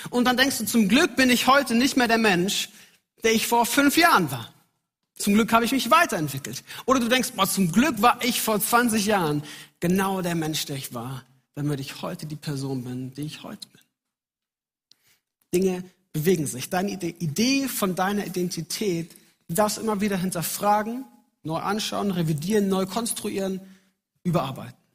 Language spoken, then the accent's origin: German; Munich, Bavaria, Germany; Ich bin in München aufgewachsen, bin dort in die Gemeinde gegangen und ich wusste, wer ich bin darin.